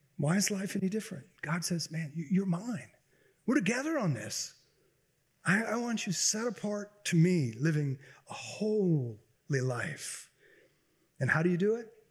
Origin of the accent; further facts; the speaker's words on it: Baton Rouge, Louisiana, United States; growing up in Baton Rouge